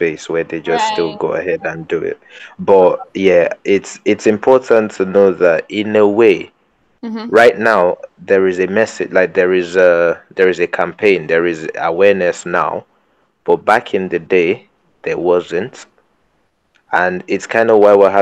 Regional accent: Nigeria; growing up in Nigerian secondary school

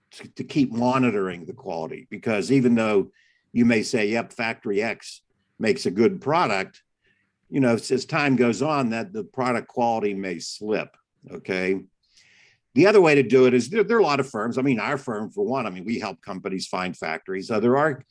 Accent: Pittsburgh, Pennsylvania, United States; moved away as an adult; also born or lived in China; I was born in Pittsburgh

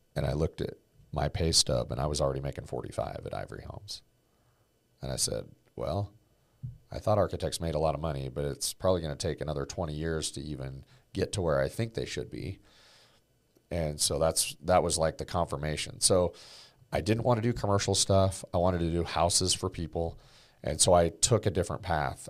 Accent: Oregon, United States; building homes with my dad and my grandpa growing up in Oregon

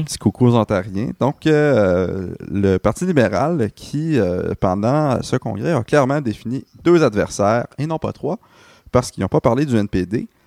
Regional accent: Montreal, Quebec, Canada; en tant que Montréalais

